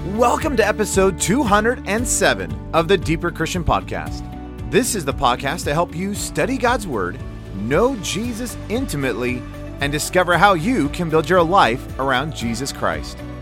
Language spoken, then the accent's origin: English; United States; me as an American